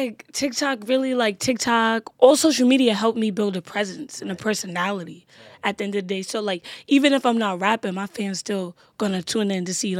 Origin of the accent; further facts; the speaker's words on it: New York City, New York, United States; also born or lived in Bronx, New York / Pennsylvania; I was born in the Bronx. Nice. And then I moved to Brooklyn. Nice. What part of Brooklyn? Coney Island.